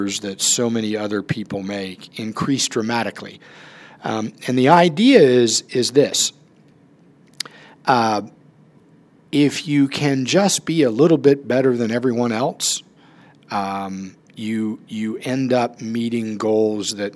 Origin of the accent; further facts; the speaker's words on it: Charleston, United States; moved away as an adult; also born or lived in Atlanta, Georgia; I grew up in Charleston